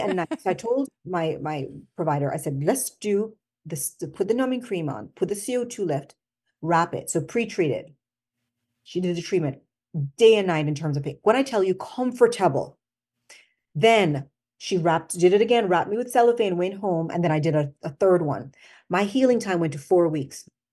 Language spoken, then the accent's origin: English; Jamaica; accent: Jamaican; moved away as an adult; also born or lived in Washington, D.C., United States / Albany, New York, United States; I was born here, but I went back to Jamaica when I was five, and I, so I went to school in Jamaica